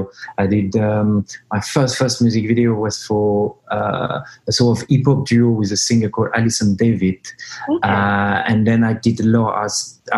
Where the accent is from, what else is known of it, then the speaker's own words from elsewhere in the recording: Geneva, Switzerland; moved away as an adult; now in United Kingdom; born and raised in Switzerland, Geneva